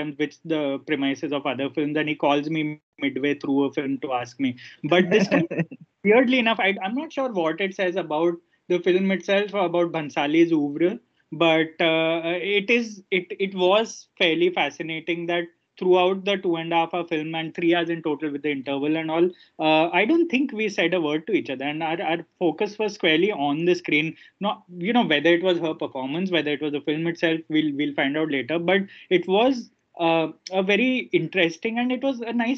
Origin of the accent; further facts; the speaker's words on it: Ahmedabad, Gujarat, India; moved away; Ahmedabad, which is my hometown